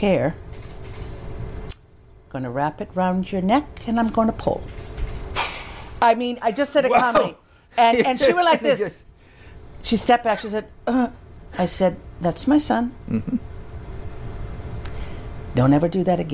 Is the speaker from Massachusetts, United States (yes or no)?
yes; Holyoke, Massachusetts, United States; also born or lived in Worcester; I'm from Holyoke, 45 minutes away.